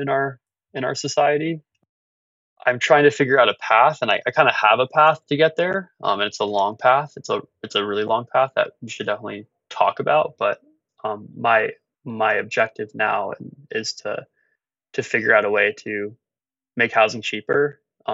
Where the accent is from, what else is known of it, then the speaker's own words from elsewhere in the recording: New York, United States; moved away as an adult; also born or lived in Los Angeles; I grew up in New York